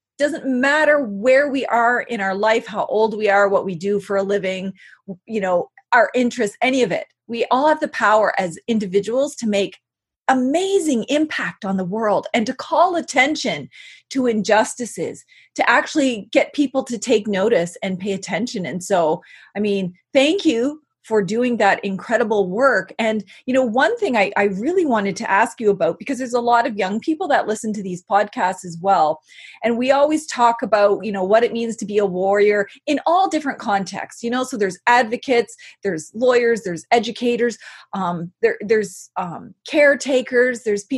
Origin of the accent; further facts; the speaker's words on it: Canada; I went to a school to go speak about Mi'kmaq sovereignty, because I'm from the Mi'kmaq Nation.